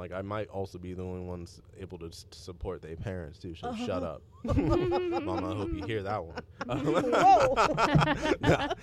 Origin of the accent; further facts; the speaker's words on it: Seattle, Washington, United States; we're from Seattle